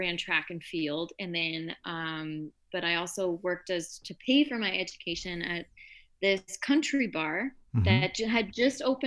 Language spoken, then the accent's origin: English; Windsor, Ontario, Canada; I'm originally from Windsor, Ontario, so right across from Detroit. So I had a lot of American influence growing up